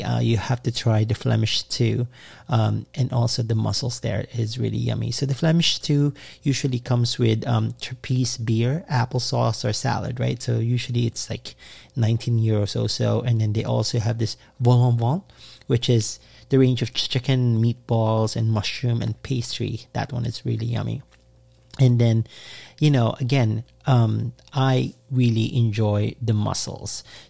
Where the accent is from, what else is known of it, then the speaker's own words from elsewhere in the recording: United States; I'm American that came to visit Bruges, Belgium.